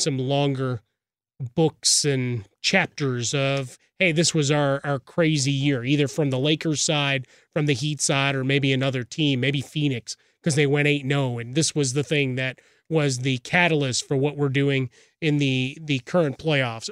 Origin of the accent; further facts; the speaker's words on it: Chicago, Illinois, United States; my hometown of Chicago